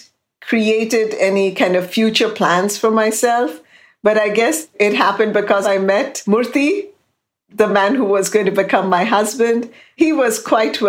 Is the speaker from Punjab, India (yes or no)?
no; Kolkata, West Bengal, India; moved away as an adult; now in Houston, United States; growing up in India